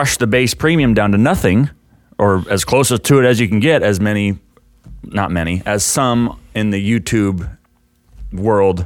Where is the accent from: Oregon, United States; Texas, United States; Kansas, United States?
Texas, United States; also born or lived in California; I'm from Texas